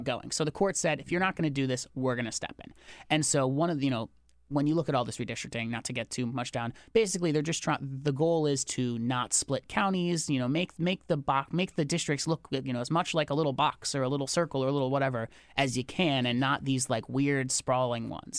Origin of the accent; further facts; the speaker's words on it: Connecticut, United States; I'm from Connecticut